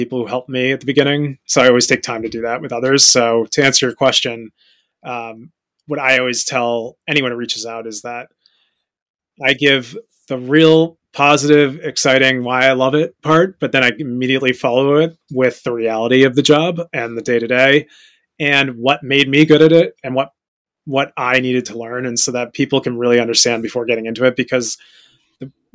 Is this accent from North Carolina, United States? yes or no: no; Fairfield, Connecticut, United States; moved away as an adult; now in New York City, United States; I grew up in Fairfield, Connecticut, and I moved to the city immediately after graduating college